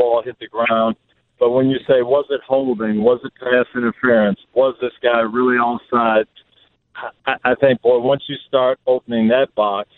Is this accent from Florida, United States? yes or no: yes; Tampa, Florida, United States; here in my hometown of Tampa